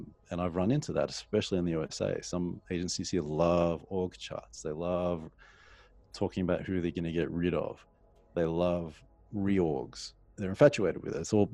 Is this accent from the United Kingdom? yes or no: no; Sydney, New South Wales, Australia; I'm from Sydney